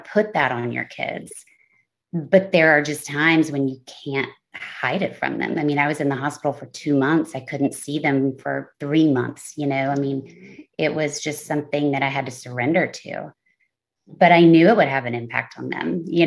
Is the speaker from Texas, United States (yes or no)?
yes; Texas, United States; moved away as an adult; also born or lived in Los Angeles, California; I am 43 years old and live in Texas